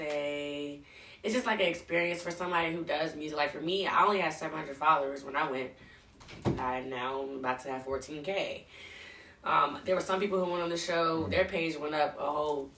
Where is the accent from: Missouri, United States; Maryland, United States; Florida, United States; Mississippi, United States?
Maryland, United States; Anne Arundel County; I grew up in Anne Arundel County